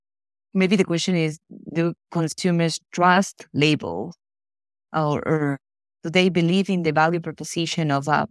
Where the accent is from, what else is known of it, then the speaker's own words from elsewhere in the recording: Ecuador; I was born and raised in Ecuador, and mm-hmm. even though we live in this paradise in South America